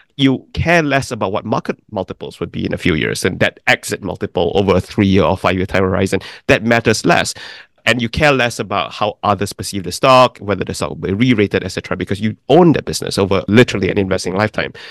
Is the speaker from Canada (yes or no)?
no; Malaysia; moved away as an adult; also born or lived in Oxford, England / New York City; I'm from Malaysia, but my grandparents actually came from China and migrated to Malaysia. So I grew up in a country that was very different from theirs.